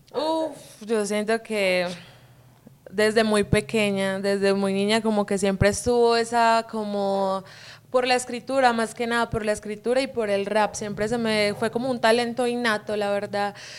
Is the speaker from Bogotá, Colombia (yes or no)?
no; Quimbaya, Quindío, Colombia; accent: paisa; moved away as an adult; also born or lived in Villavicencio, Meta, Colombia; now in Guadalajara, Mexico; yo crecí ahí, pero nací en Villavicencio Meta, es en los llanos orientales, un poquito lejitos de ahí del Quindío, pero pues el Quindío son mis raíces, es donde crecí.